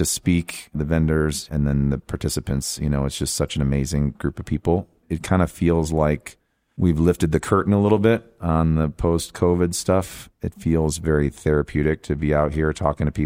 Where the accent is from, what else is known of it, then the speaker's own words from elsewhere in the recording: Lake Orion, Michigan, United States; I grew up in Lake Orion, Michigan. I went to school there, K through 12